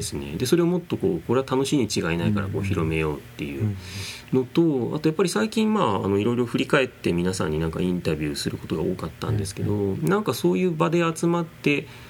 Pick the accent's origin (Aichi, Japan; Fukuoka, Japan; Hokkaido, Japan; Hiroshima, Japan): Aichi, Japan; Nagoya; とかやっぱり生まれ育ちが名古屋だったんですけど